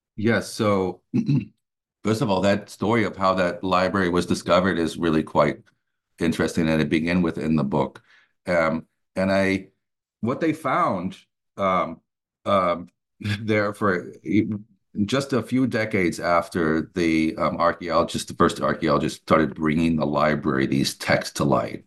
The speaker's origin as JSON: {"language": "English", "country": "United States", "also_born_or_lived": "Germany", "moved": "as an adult", "lives_now": "Atlanta, United States", "said": "I, uh, am an American, but headed off to Germany, um, right after college"}